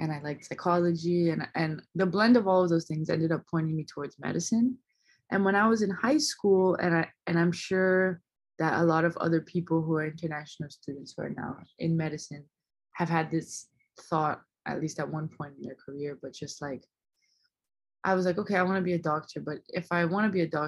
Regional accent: São Paulo, Brazil; English is a second language; moved away as an adult; also born or lived in Providence, Rhode Island; now in New Haven, United States; I'm originally from Brazil. So I was born in São Paulo and I lived there my entire life up until it was time to go to college

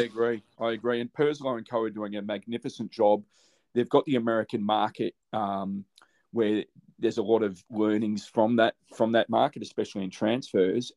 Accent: Australia; As an Aussie

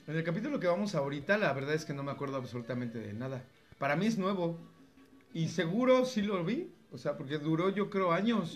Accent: Mexico; lo que somos como mexicanos

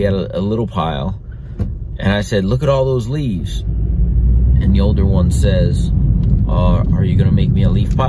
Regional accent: Florida, United States; I grew up in Florida

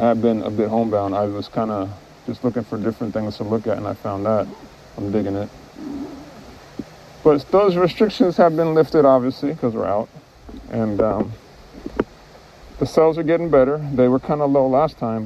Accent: Midwest, United States; now in Kauai, United States; I was born in the Midwest. I wasn't born here.

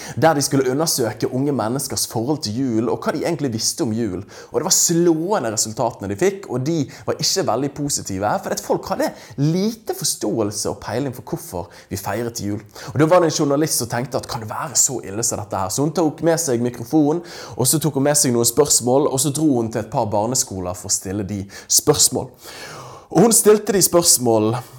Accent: Norway; her hjemme i Norge

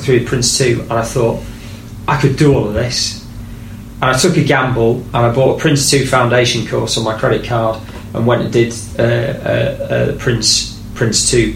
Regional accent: Leeds, Yorkshire and the Humber, United Kingdom; I'm from Leeds

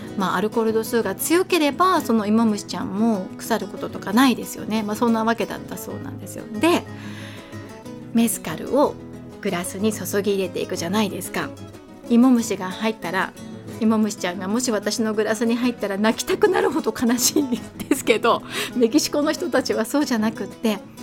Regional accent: Kanazawa, Ishikawa, Japan; also born or lived in Tokyo; 私は金沢生まれの金沢育ちです。小中高ここで過ごして

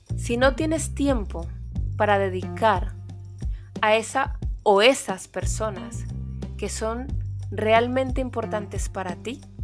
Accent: Colombia; now in Spain; Colombia, mi país de origen

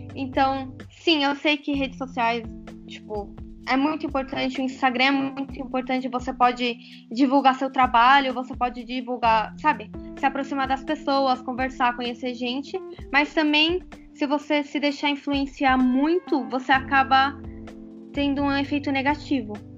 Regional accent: Brazil; moved away as an adult; now in Lebanon; eu morei 18 anos no Brasil, nasci no Brasil

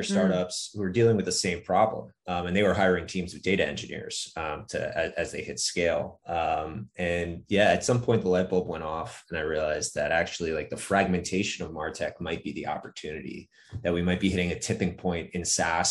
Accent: Northeast, United States; I grew up in the Northeast

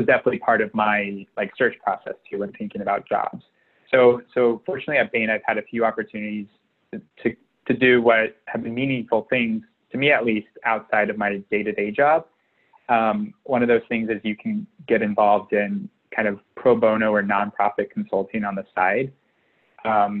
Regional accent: Jasper, Indiana, United States; originally I'm from Southern Indiana, about 2 hours south of Bloomington, near Jasper, Indiana

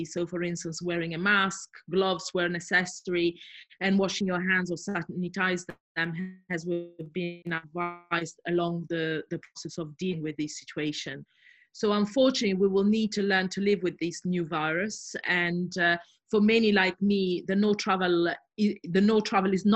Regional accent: Southern Italy, Italy; moved away as an adult; also born or lived in Brighton, United Kingdom; now in United Kingdom; I'm originally from Italy, from southern Italy, and I moved to the UK as an Erasmus student

